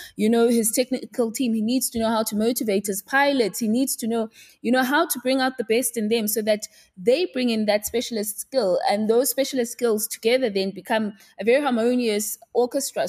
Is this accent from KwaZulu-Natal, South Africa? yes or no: yes; Pietermaritzburg, KwaZulu-Natal, South Africa; moved away as an adult; now in Johannesburg, South Africa; I'm from Pietermaritzburg in K Z N. So that's where I was born, uh, bred and raised, and that's where I did my schooling up until I was eighteen.